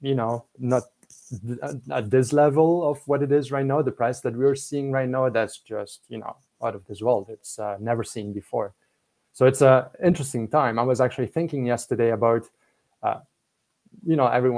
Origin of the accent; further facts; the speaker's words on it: Belgium; English is a second language; now in Canada; I'm from Belgium